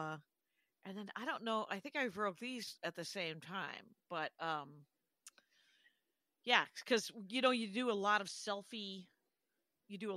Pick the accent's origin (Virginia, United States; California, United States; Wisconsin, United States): Wisconsin, United States; moved away; I'm from Wisconsin.